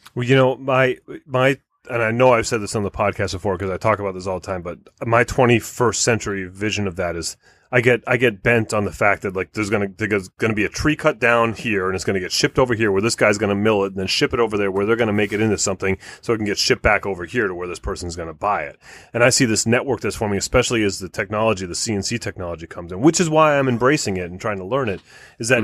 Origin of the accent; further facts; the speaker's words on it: United States; We're American